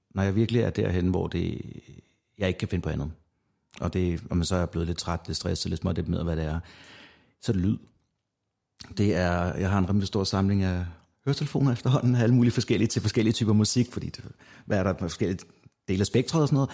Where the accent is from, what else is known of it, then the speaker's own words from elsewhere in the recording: North Zealand, Capital Region of Denmark, Denmark; da jeg kommer fra Nordsjælland af, så jeg var vant til at rende rundt udenfor i i mørket